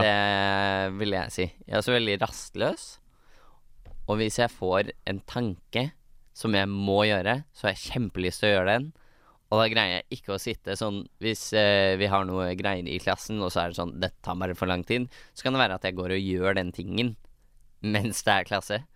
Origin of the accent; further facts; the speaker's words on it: Hønefoss, Buskerud, Norway; also born or lived in Bærum; Jeg er født i Bærum, oppvokst i Hønefoss.